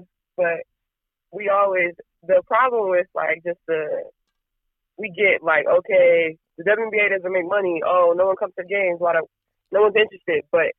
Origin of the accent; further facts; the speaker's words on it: Los Angeles, California, United States; I'm from Los Angeles, California.